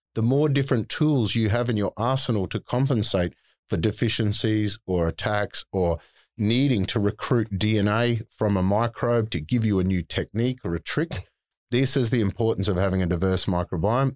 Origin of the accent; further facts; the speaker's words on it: North Queensland, Australia; I'm a yobbo from North Queensland, so I've mm. always called it plant.